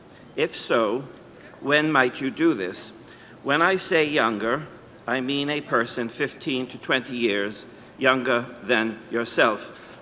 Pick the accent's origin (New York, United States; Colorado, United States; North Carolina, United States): New York, United States; New York City; I am from New York City.